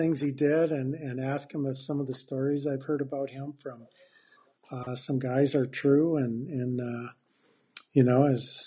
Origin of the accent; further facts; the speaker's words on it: Hancock, Michigan, United States; moved away as an adult; now in Traverse City, United States; I was at Hancock